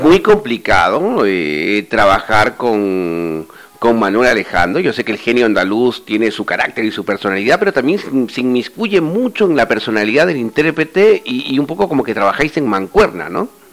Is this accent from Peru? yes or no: yes; Peru; moved away; yo soy peruano y durante eh, muchísimos años he sido locutor en, mi patria desde el año 1983